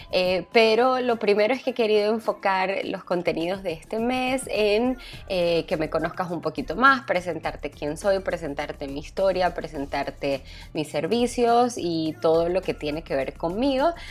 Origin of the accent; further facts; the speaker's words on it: Venezuela; Ciertos elementos que son importantes para nosotros como venezolanos y que acá me los permitan hacer en una boda.